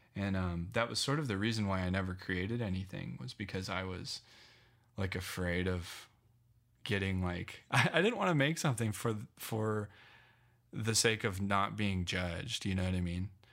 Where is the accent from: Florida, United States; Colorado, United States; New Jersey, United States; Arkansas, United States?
Colorado, United States; Loveland; born or raised there; moved away as an adult; also born or lived in Phoenix / New York